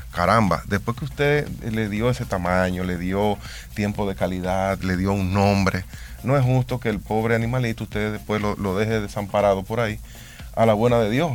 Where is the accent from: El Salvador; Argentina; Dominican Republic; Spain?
Dominican Republic